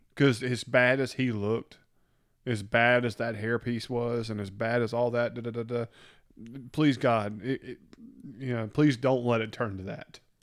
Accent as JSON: {"language": "English", "region": "the South", "country": "United States", "said": "We're from the South"}